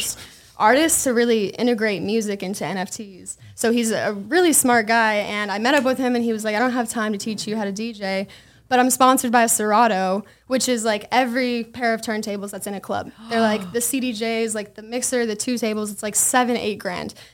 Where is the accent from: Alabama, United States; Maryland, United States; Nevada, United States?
Nevada, United States; Las Vegas; I am from Vegas, born and raised